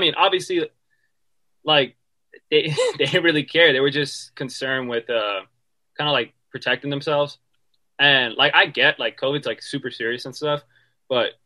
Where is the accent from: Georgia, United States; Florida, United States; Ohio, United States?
Florida, United States; Miami; moved away; I'm from Miami